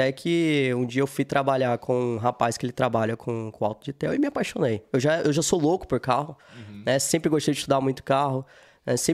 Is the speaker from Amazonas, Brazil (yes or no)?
yes; Manaus, Amazonas, Brazil; also born or lived in Fortaleza / Minas Gerais; Vim de Manaus, morei um tempo em Fortaleza, morei um tempo em Minas.